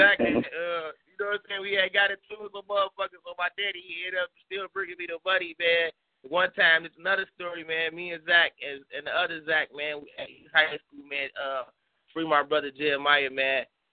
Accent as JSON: {"language": "English", "town": "Chicago", "region": "Illinois", "country": "United States", "moved": "yes", "lives_now": "Green Bay, United States", "said": "I'm calling from Green Bay, Wisconsin, man, but I'm from Chicago, Illinois, man."}